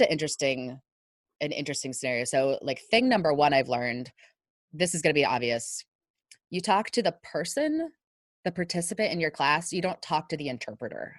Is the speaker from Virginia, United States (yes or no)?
yes; northern Virginia, United States; moved away; because I grew up in Virginia, I can get a little bit of a southern drawl, not much, right. not not like somebody who's actually from the south since I'm from northern Virginia